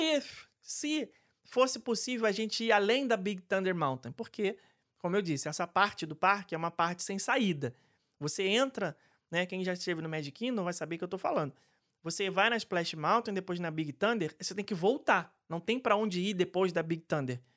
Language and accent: Portuguese; Rio de Janeiro, Brazil; adoro casa de festa no subúrbio do Rio de Janeiro. É, inclusive, frequentei várias porque é onde eu fui criado